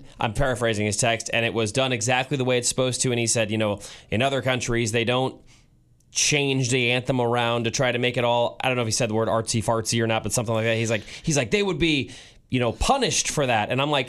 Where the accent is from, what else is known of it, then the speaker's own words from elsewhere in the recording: St. Louis, Missouri, United States; now in Kansas City, United States; I grew up in St. Louis going to Blues hockey games